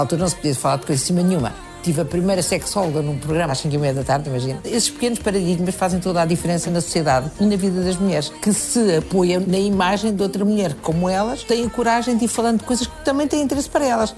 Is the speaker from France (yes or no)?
no; Portugal; born or raised there; also born or lived in Brazil